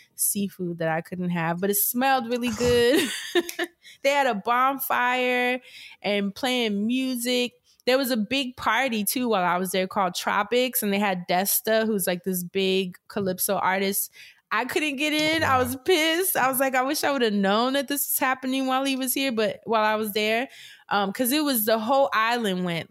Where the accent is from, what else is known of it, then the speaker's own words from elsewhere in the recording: New York, United States; growing up in New York